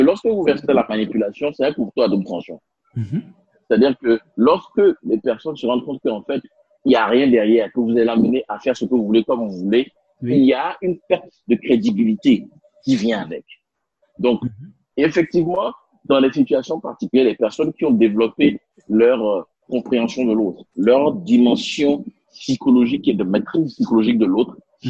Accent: Benin; first language Spanish; French is a second language; moved away; also born or lived in Europe / Ghana / India; J'ai grandi en Afrique, euh, au mhm. Bénin, j'ai étudié au Ghana

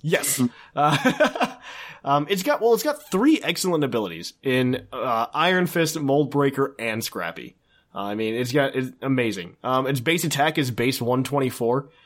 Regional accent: Indiana, United States; now in Ohio, United States

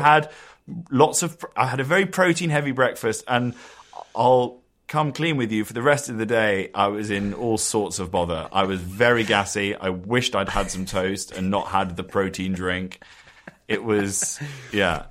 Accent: London, United Kingdom; We sort of grew up in the same area

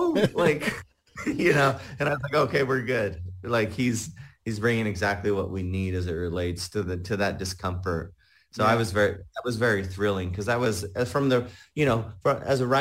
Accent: Salinas Valley, California, United States; moved away; also born or lived in Utah; I grew up mainly in California in a rural community there in the Salinas Valley

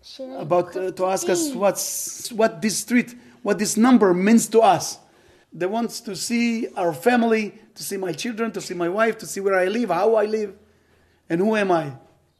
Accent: Ofakim, Southern District, Israel; English is a second language; I was born here in Ofakim about 56 years ago, right here in my little town. And since then, I live here, and every now and then I went to America sometime.

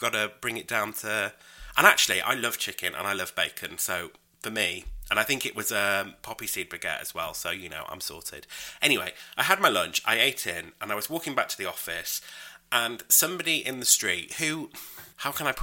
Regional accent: United Kingdom; I'm British

